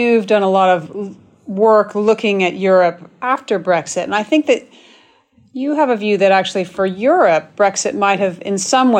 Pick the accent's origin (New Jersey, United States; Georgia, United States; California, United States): California, United States; I'm from California